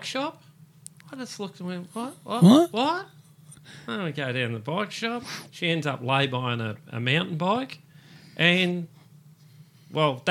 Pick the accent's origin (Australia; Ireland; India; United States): Australia; Police Road, Victoria; we grew up on Police Road there